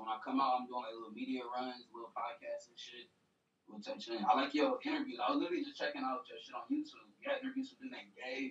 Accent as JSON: {"language": "English", "town": "Atlanta", "region": "Georgia", "country": "United States", "said": "I'm from the East. I'm from East Atlanta."}